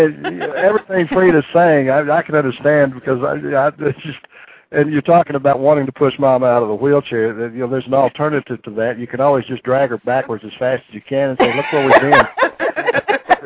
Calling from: Amarillo, Texas, United States; I'm calling from Amarillo.

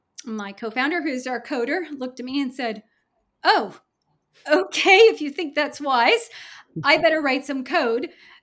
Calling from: Kirkland, Washington, United States; I am recording from Kirkland, Washington.

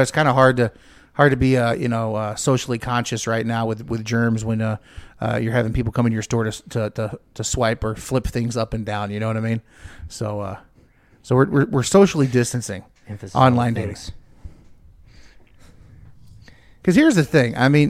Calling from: Sachse, Texas, United States; I'm calling you from the Dallas-Fort Worth hub.

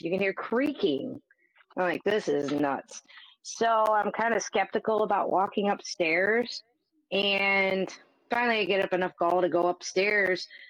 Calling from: Northwest Ohio, United States; I am calling from Northwest Ohio as well

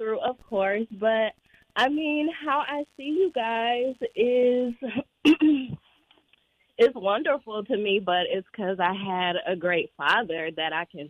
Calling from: Chicago, Illinois, United States; from Chicago. What's up, y'all?

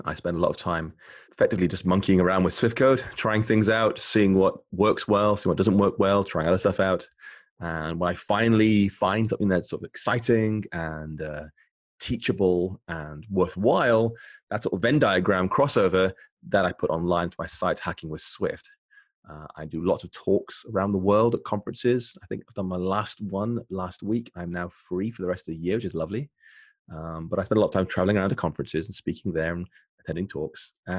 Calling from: Bath, South West England, United Kingdom; I'm calling from rainy Bath in the southwest of England, and it's nice, but it's cold and gray here.

